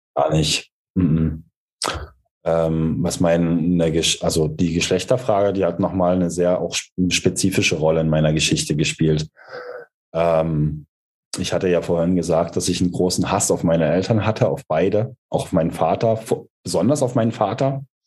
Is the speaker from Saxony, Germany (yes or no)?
yes; East Saxony, Germany; ich bin ja in Ostsachsen groß geworden